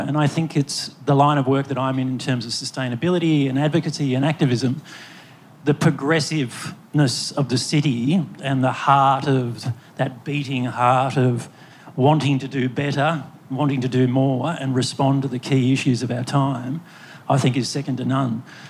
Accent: Mornington Peninsula, Victoria, Australia; moved away as an adult; now in Melbourne, Australia; So I moved from Melbourne down on the Mornington Peninsula when I was quite young. And progressively, I've been making my way back to Melbourne, and I've been living in Melbourne now for over 20 years.

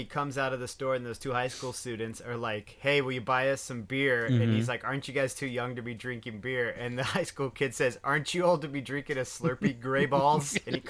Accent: Arizona, United States; because I was born and raised in Arizona, you know, and I spent a lot of time drunk in Arizona.

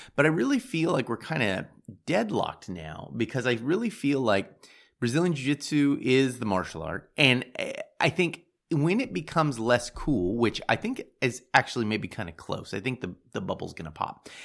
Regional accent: United States; I'm American

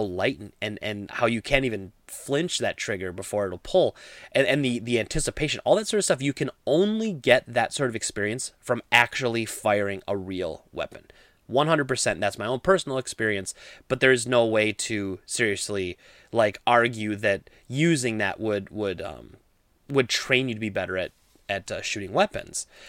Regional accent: Midwest, United States; I grew up in the Midwest

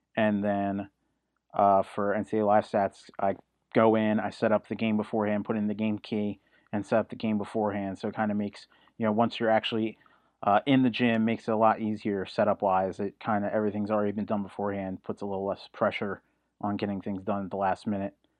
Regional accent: New Jersey, United States; I'm originally from South Jersey

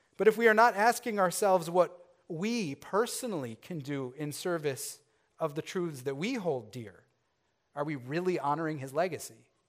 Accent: Chicago, Illinois, United States; I grew up in the Chicago area

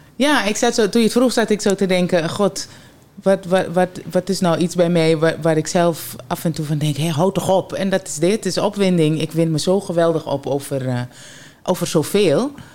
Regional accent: Suriname; bij ons in Suriname

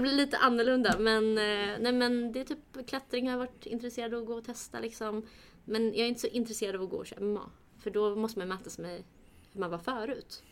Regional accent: Sweden; jag är uppväxt här, jag ser mig mer svensk än kurd

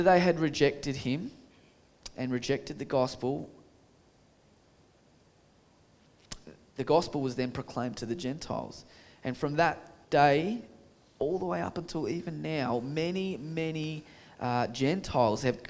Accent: Australia; Aussies, my own people

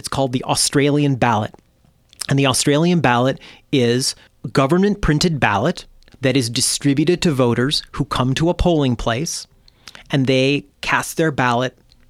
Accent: Michigan, United States; I grew up in Michigan

